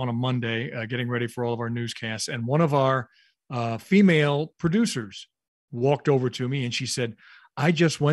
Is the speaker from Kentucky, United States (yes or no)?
yes; Louisville, Kentucky, United States; where I grew up in Louisville, Kentucky